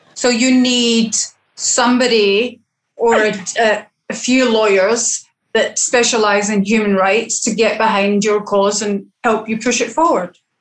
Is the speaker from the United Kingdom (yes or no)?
yes; Scotland, United Kingdom; now in Barbados; as a female and as a Scottish female